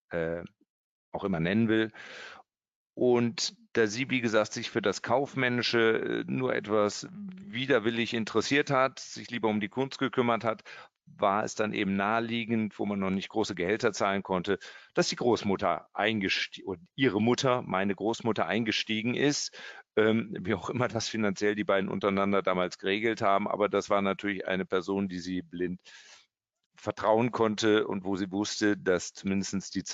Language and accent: German; Kassel, Hesse, Germany; Äh, ja, dann bin ich in Kassel groß geworden, habe dort ja, meine Schule gemacht, habe meinen Bund gemacht